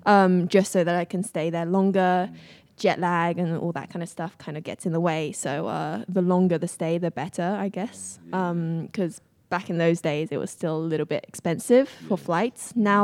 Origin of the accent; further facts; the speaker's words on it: Beijing, China; It was so my hometown in China was in Beijing.